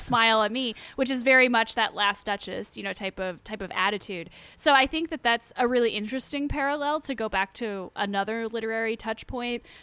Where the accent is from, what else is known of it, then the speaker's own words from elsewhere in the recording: England, United Kingdom; I as an English person